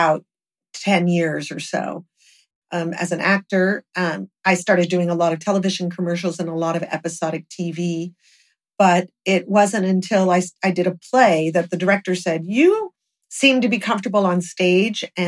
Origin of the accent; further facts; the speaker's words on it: Los Angeles, California, United States; Hollywood was my hometown. We grew up there